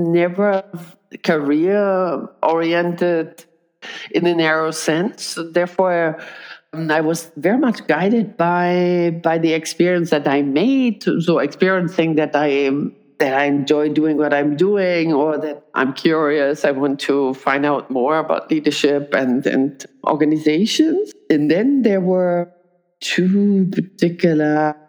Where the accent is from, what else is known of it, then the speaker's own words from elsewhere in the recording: Berlin, Germany; now in Switzerland; It's my hometown, my favorite town, and I miss Berlin and the spirit there